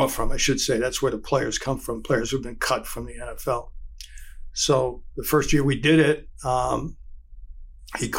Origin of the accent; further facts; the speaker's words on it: New York City, New York, United States; I was born in the Bronx, New York